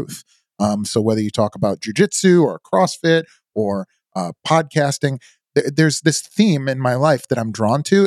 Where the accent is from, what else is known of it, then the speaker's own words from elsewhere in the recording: outside of Chicago, Illinois, United States; moved away as an adult; now in Indiana Dunes, United States; I grew up outside of Chicago